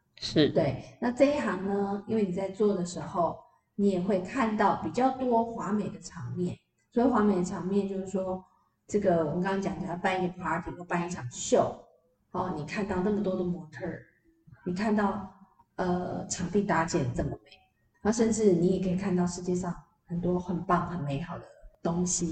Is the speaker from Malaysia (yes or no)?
no; Yingge, New Taipei, Taiwan; 我们老家英歌